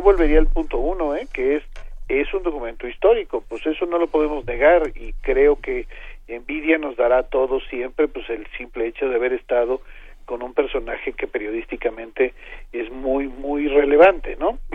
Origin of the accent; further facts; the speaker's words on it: Arcelia, Guerrero, Mexico; Arcelia imagínense es mi tierra